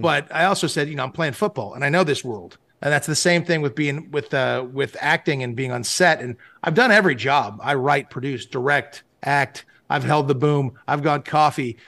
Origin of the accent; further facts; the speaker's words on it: Malibu, California, United States; I grew up in Malibu, California.